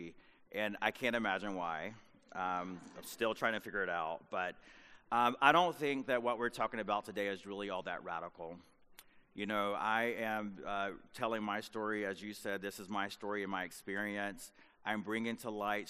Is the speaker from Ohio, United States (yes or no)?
no; North Carolina, United States; where I grew up in North Carolina as a young boy